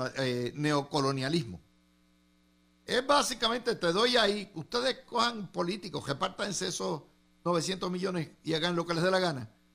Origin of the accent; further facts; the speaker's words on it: Cidra, Puerto Rico; yo me crié en Sidra